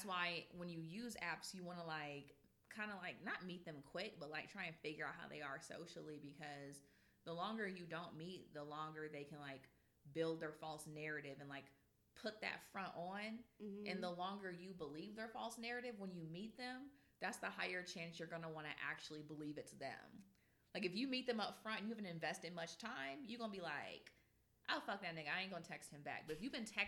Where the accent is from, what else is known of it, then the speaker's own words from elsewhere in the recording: Kentucky, United States; now in Cleveland, United States; I'm from Kentucky